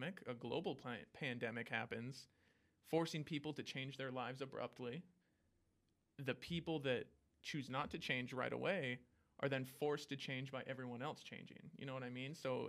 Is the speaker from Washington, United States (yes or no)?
yes; Washington, United States; moved away as an adult; I'm from Washington